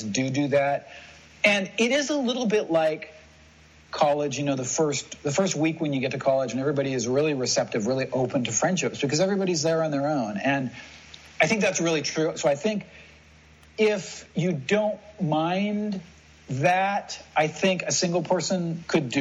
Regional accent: United States; moved away; as an American

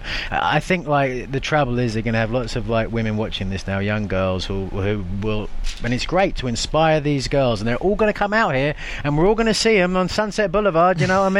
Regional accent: England, United Kingdom; I'm from England, England.

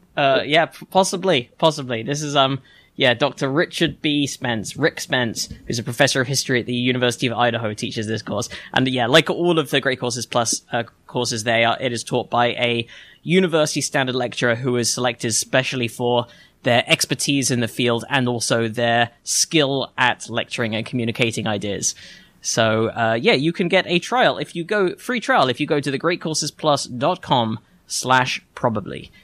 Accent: England, United Kingdom; moved away; I'm already English.

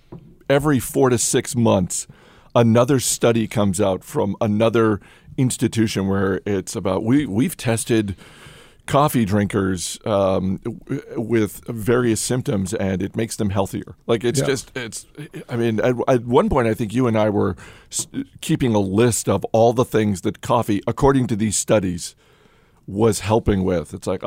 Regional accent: New England, United States; I'm from New England, yes.

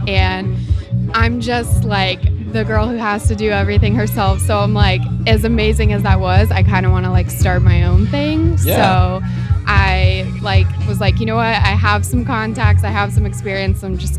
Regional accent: Tampa, Florida, United States; it's in my hometown.

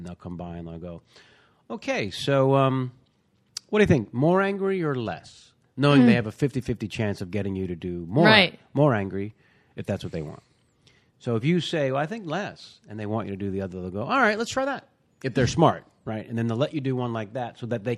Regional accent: Bay Area, California, United States; I grew up in the Bay Area

